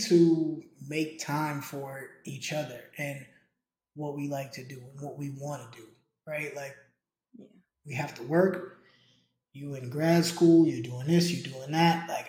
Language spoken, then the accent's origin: English; New York, United States; I grew up in New York